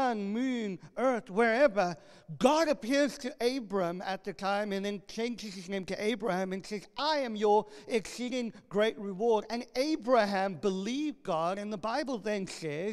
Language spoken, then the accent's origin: English; South Africa; moved away; I grew up in South Africa, one of the most violent